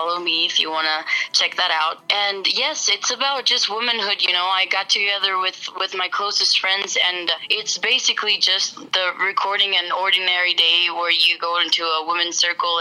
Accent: Guatemala City, Guatemala Department, Guatemala; I'm actually in my home country, Guatemala.

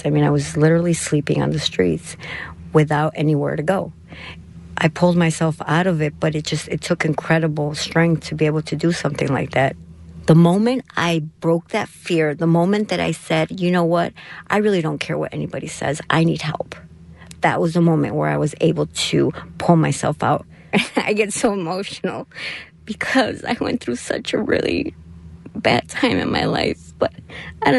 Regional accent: Chicago, Illinois, United States; also born or lived in Chile; I'm from Chicago

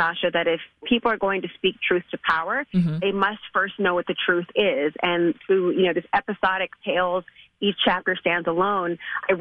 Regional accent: St. Paul, Minnesota, United States; moved away; also born or lived in New York; I was raised in St. Paul

